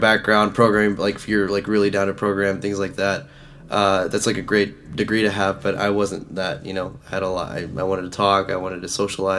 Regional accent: Dallas, Texas, United States; I'm from Dallas, born and raised here

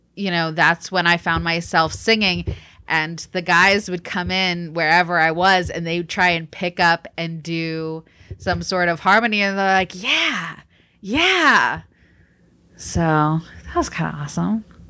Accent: Georgia, United States; also born or lived in Texas; being a typical growing up in Georgia girl is through church and through school. Um, we grew up in an area I would definitely call the Bible Belt.

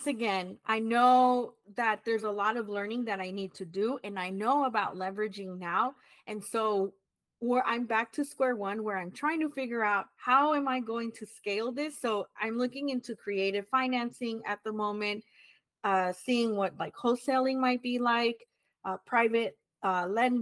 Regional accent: California, United States; we were priced out here in California, even in mm-hmm. my hometown that at one point was affordable.

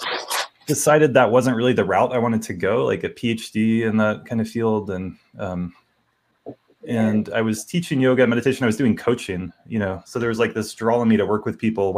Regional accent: North Carolina, United States; moved away as an adult; now in Boulder, United States; I grew up in North Carolina

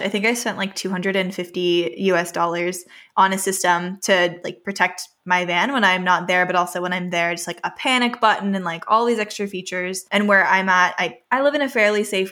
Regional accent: California, United States; also born or lived in Vancouver; I was born and raised in California, which is on the West Coast

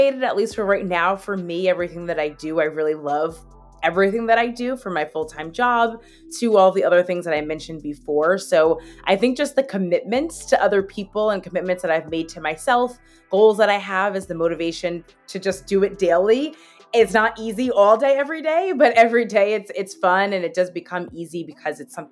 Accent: Hazlet, New Jersey, United States; also born or lived in Baltimore / Hoboken; I am from Hazlet, New Jersey. I'm a proud born and raised Hazlet, or Jersey girl

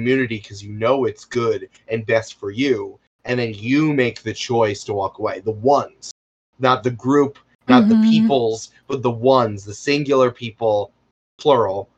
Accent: United States

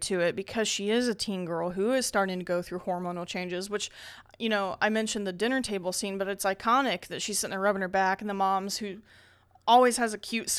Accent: Indiana, United States; We're from Indiana, so yeah, you know this that's is how we do it.

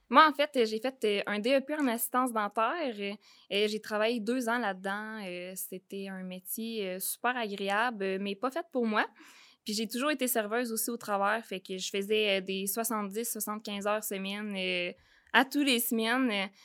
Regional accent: Saint-Zacharie, Quebec, Canada; je viens de la Beauce. Euh, je viens de Saint-Zacharie. Euh, je suis une fille, euh, en fait, qui est née sur une ferme

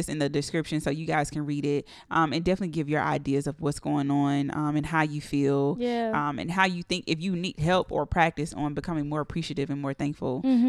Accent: College Park, Georgia, United States; I am from Atlanta.

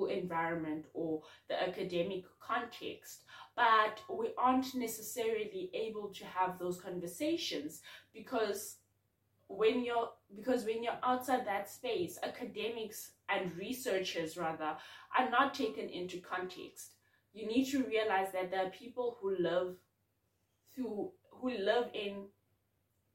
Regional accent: Bloemfontein, Free State, South Africa; now in Cape Town, South Africa; I'm from Bloom

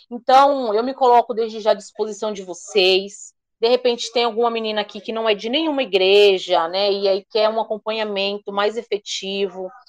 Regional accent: Alphaville, São Paulo, Brazil; eu sou aqui de Alphaville, né?

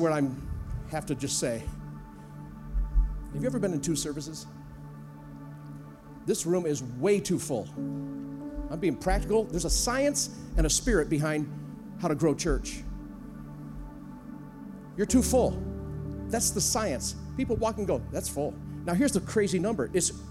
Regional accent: United States; I'm an American.

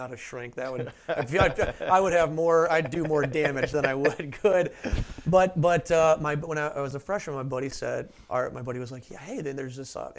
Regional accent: St. Louis, Missouri, United States; born and raised in St. Louis, Missouri, always loved baseball, grew up a Cardinals fan.

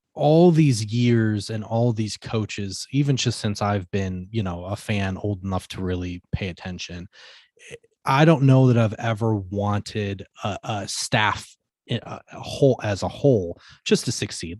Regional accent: Michigan, United States; I'm from Michigan.

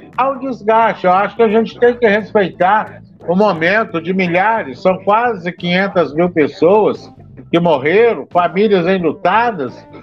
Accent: Brazil; como brasileiro

